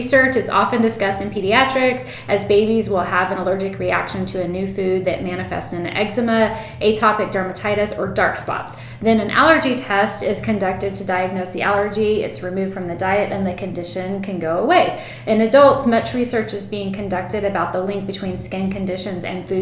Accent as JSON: {"language": "English", "region": "South Texas", "country": "United States", "said": "we're from South Texas"}